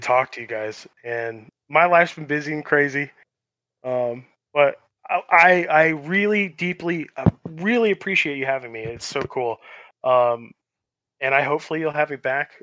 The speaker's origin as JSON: {"language": "English", "town": "Los Angeles", "region": "California", "country": "United States", "tie": "born or raised there", "also_born_or_lived": "Long Beach / Arizona", "moved": "yes", "said": "I'm a West Coast boy. I grew up in Los, uh, Los, Los Angeles and, like, Long Beach, and then I moved to Arizona"}